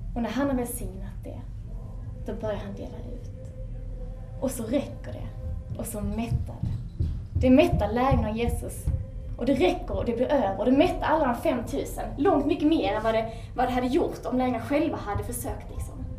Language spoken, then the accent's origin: Swedish; Sweden; som ung svensk